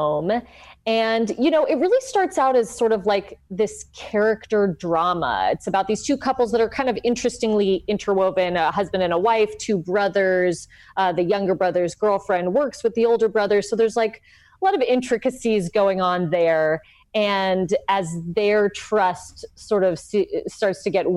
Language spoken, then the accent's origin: English; Los Angeles, California, United States; also born or lived in South Pasadena; I'm from LA. I grew up in Highland Park and then South Pasadena